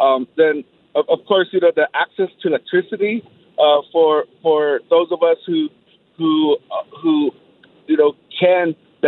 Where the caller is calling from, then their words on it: Shiprock, New Mexico, United States; I'm calling from Shiprock, New Mexico, here on the Navajo Nation in northwest New Mexico.